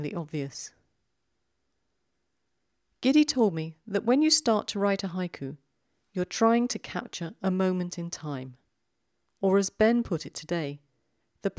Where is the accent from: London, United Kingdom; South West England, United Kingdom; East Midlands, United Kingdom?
London, United Kingdom; accent: South London; my South London accent